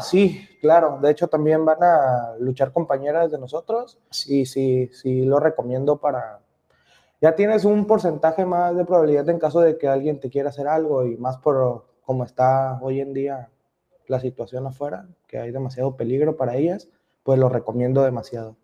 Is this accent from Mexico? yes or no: yes; Manzanillo, Colima, Mexico; Yo soy de, aquí de Manzanillo